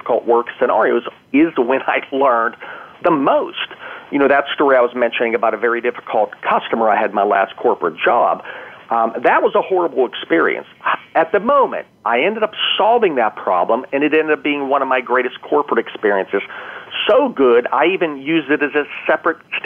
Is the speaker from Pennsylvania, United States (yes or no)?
yes; Pennsylvania, United States; my hometown